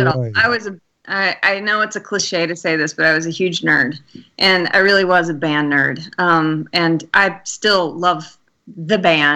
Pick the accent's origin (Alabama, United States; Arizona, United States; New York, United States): Alabama, United States; I'm from Alabama.